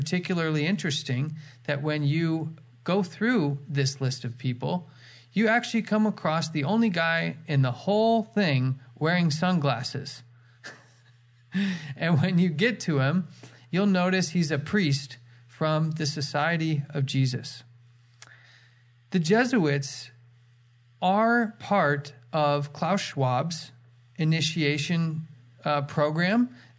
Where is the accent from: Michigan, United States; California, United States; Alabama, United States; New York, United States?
California, United States; now in Canada; I was from California before I moved to Canada.